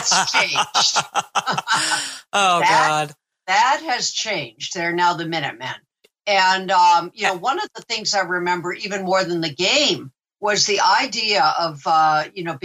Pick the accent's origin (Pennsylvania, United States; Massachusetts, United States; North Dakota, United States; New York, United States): Massachusetts, United States; Amherst; I grew up in Amherst, Massachusetts